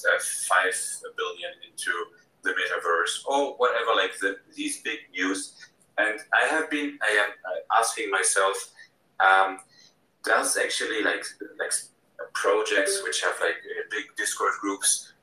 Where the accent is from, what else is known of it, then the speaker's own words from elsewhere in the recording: Germany; I'm from Germany